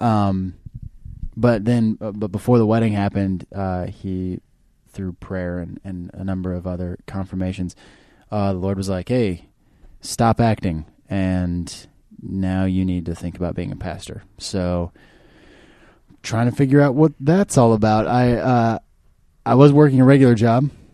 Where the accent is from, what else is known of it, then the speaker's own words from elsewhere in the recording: Kansas City, Missouri, United States; moved away as an adult; now in Los Angeles, United States; I'm from Kansas City, Missouri originally